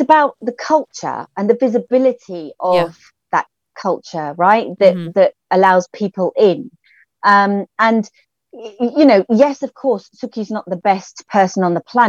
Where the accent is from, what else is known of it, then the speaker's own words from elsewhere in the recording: United Kingdom; we're British as well